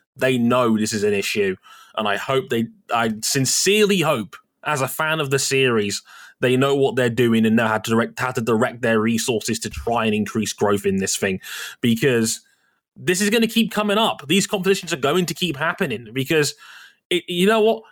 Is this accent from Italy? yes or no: no; United Kingdom; We're British.